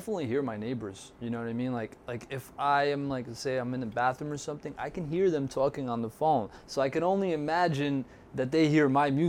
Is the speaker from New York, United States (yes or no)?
yes; New York City, New York, United States; especially growing up in Brooklyn.